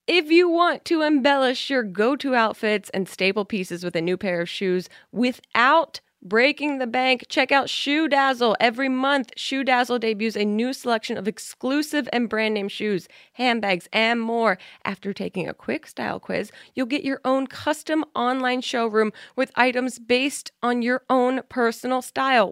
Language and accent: English; New Jersey, United States; I'm from New Jersey